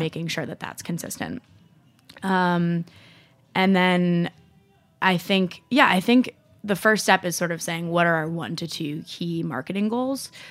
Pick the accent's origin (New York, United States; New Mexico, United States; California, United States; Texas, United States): New York, United States; Rye; I grew up in Rye, New York